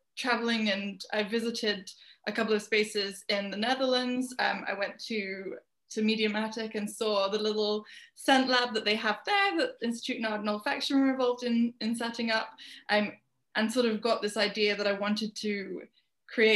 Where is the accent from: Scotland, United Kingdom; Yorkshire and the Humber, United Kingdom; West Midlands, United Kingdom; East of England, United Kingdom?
West Midlands, United Kingdom; Birmingham; moved away as an adult; also born or lived in London; I was born in Birmingham, which is a city in the center of England in the UK. It's just like right in the middle, landlocked. And I lived there until I was 18, when I moved to London